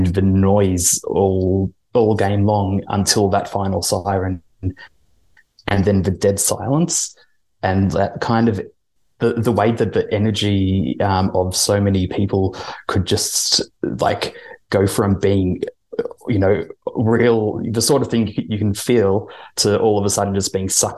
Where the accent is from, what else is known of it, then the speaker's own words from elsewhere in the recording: Melbourne, Victoria, Australia; I grew up in Airport West and East Keilor, so kind of pretty close